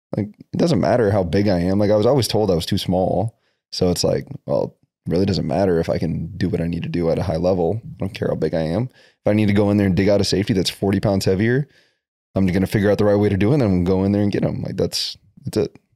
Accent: Brandon, South Dakota, United States; moved away; also born or lived in Tucson, Arizona; grew up in Brandon, South Dakota.

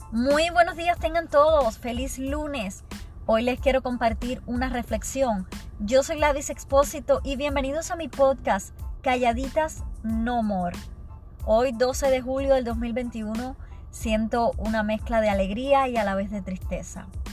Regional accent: Cuba; moved away; siendo cubana no puedo estar allá

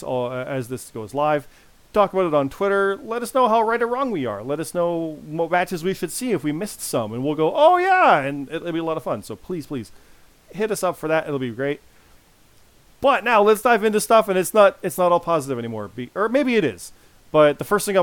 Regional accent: Canada; I'm Canadian

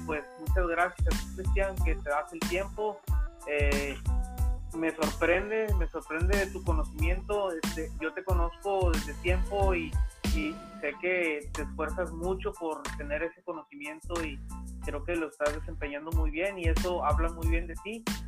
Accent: Mexico; los mexicanos siempre tenemos ese espíritu

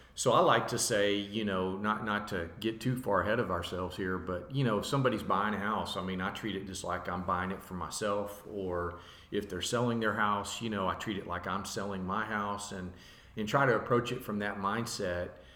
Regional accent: Dallas, Texas, United States; also born or lived in Lubbock, Texas; I was born and raised in Dallas, Texas

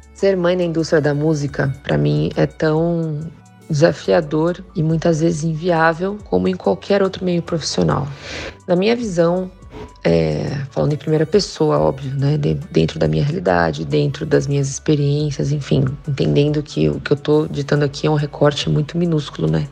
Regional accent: Santos, São Paulo, Brazil; also born or lived in Spain; now in São Paulo, Brazil; eu venho de Santos, que é um baita celeiro de músicos

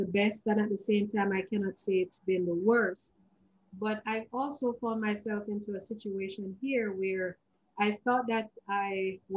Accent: Jamaica; as a young girl growing up in Jamaica and as a teenager

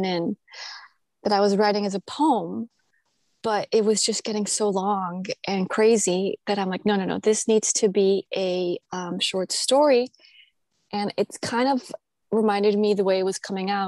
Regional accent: Colombia; moved away; also born or lived in United States; I grew up in Colombia, but we left sort of in my youth because of problems, obviously, in the country

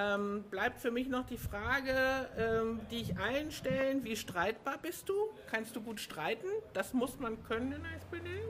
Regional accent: Hamburg, Germany; ich bin ja Hamburgerin

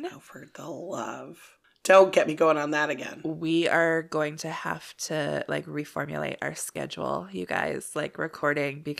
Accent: Canada; We're Canadian.

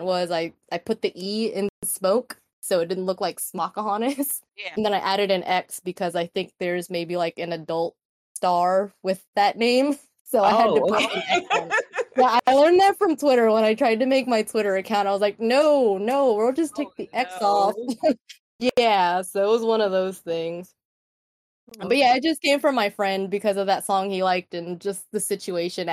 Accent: Texas, United States; I'm a Mexican American, born and raised in Texas

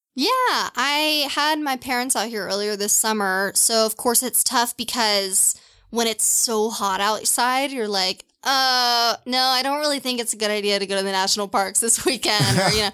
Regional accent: Louisville, Kentucky, United States; moved away; also born or lived in Seattle / Portland; I grew up in Louisville, Kentucky.

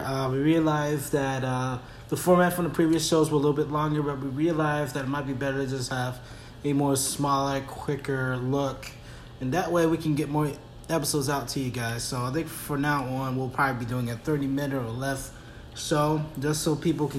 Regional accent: East Coast, United States; So I'm from the East Coast. I know how things get down over there.

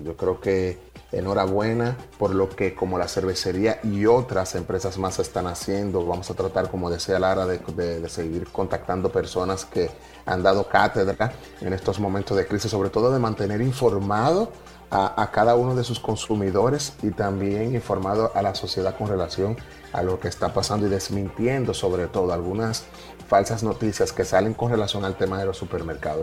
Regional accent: Dominican Republic; nosotros sí crecimos y era una de las cosas que nos identificaba como dominicanos

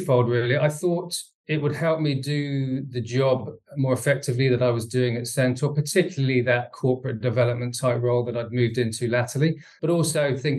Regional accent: Bedford, East of England, United Kingdom; I was born in Bedford, went to school there

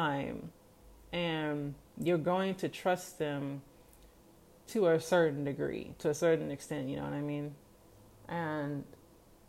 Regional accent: Kansas, United States; I'm from Kansas

